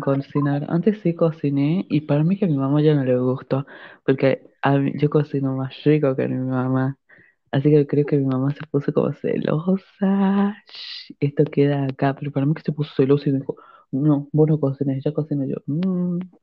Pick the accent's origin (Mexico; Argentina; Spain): Argentina; La Rioja; yo y la Agustina somos de Argentina. Somos de una provincia pobre que es La Rioja